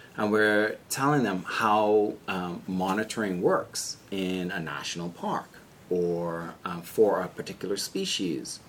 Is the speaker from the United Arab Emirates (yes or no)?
no; Bahamas; moved away as an adult; also born or lived in Maryland, United States / Oxford, Ohio, United States; my home country